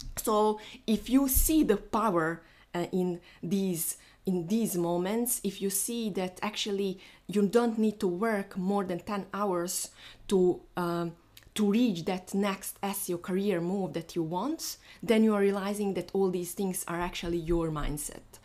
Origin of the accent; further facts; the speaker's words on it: Bosnia & Herzegovina; moved away; So today I'm flying to my home because I am from Bosnia